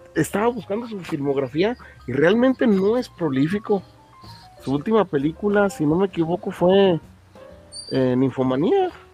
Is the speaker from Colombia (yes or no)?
no; Mexico; como buen mexicano